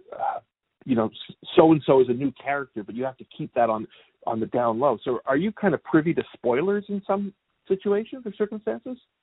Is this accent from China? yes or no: no; Canada; now in United States; I'm originally from Canada